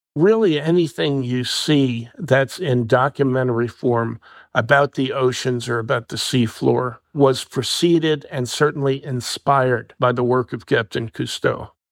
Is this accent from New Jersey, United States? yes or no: yes; New Jersey, United States; My home state of New Jersey